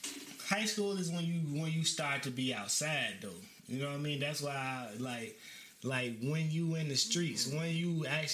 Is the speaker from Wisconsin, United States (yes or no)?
no; Chicago, Illinois, United States; Technically, I'm from all Fullerton. You know what I'm saying? Because that's where I grew up. But I actually moved from over there in the middle of high school. But I spent the majority of my time over there.